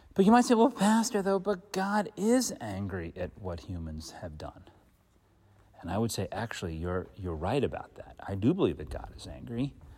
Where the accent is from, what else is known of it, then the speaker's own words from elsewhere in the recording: Philadelphia suburbs, Pennsylvania, United States; I was born on the Pennsylvania side of the Philly suburbs